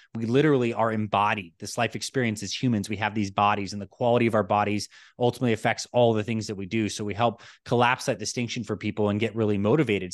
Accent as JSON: {"language": "English", "town": "Toronto", "region": "Ontario", "country": "Canada", "tie": "born or raised there", "also_born_or_lived": "New York", "moved": "yes", "said": "I was born in New York, and I actually grew up in Toronto, Canada."}